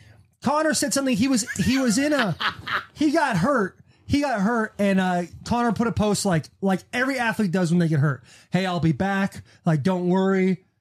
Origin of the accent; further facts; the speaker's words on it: United States; as an American